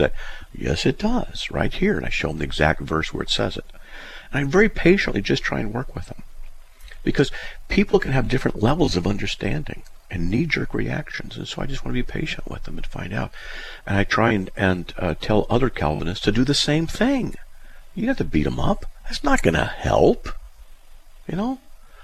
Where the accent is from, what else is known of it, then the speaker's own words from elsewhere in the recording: Southern California, United States; I grew up in Southern California